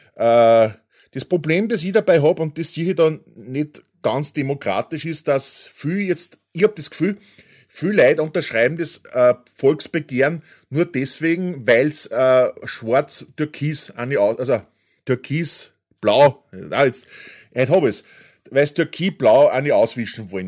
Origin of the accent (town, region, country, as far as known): Austria